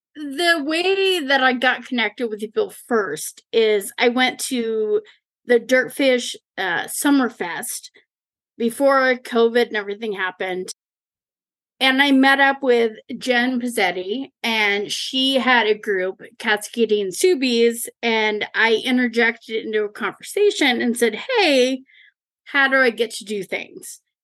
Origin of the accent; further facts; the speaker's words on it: Leavenworth, Washington, United States; I grew up in Leavenworth, the small Bavarian town that everybody wants to go